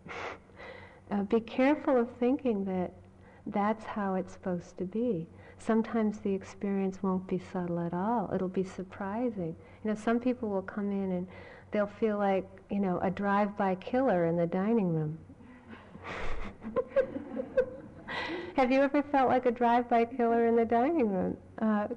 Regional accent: Massachusetts, United States; born or raised there

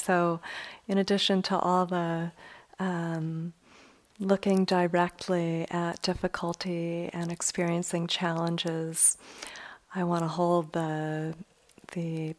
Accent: Chicago, Illinois, United States; now in Bay Area, United States; I grew up in Chicago and now live in the Bay Area

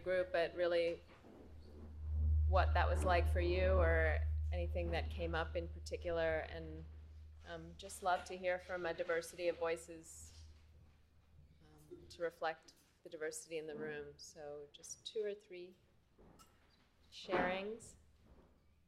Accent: Ethiopia; also born or lived in Eritrea; now in Brooklyn, United States; I was born in Ethiopia.

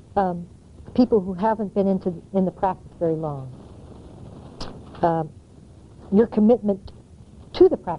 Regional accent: United States; moved away; also born or lived in Asia; I'm not an American in the same way I was when I left

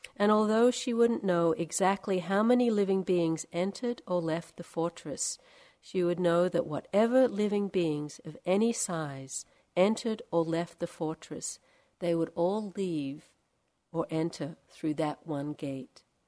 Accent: Australia; also born or lived in India; now in California, United States; I'm from Australia, and we have very different birds there

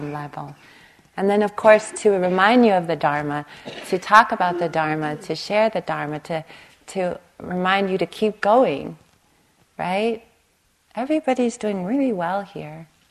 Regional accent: Long Beach, California, United States; I grew up on the East Long Beach Compton border.

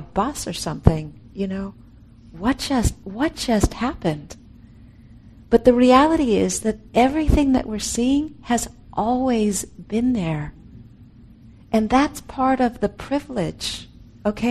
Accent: California, United States; I'm from California

